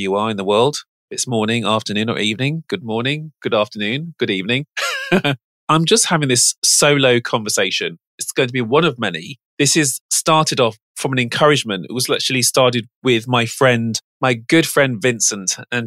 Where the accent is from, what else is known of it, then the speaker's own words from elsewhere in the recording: Birmingham, West Midlands, United Kingdom; I'm from Birmingham, which is the second city of England.